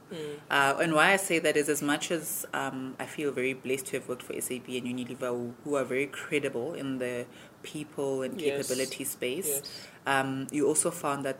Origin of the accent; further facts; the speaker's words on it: South Africa; As a South African